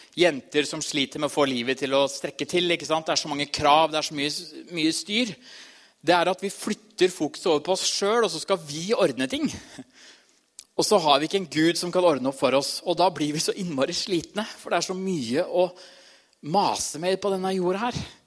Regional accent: Trysil, Innlandet, Norway; moved away; Jeg kommer fra Trysil

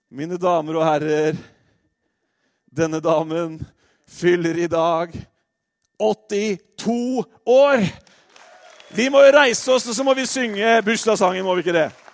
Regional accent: Norway; vi nordmenn

